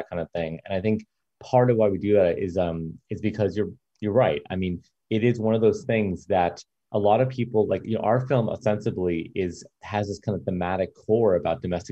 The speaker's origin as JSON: {"language": "English", "country": "United States", "said": "our experience as Indian Americans"}